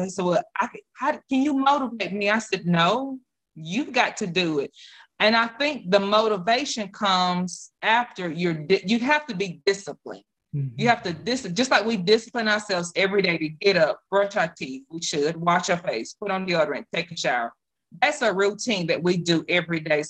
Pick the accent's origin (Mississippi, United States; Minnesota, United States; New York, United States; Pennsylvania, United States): Mississippi, United States; South; moved away as an adult; now in North Mississippi, United States; I'm from South Mississippi. I was raised off of soul food.